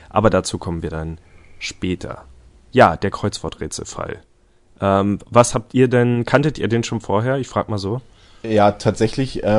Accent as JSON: {"language": "German", "town": "Leipzig", "region": "Saxony", "country": "Germany", "said": "wo ich selbst wohne. Also ich bin ja Leipziger"}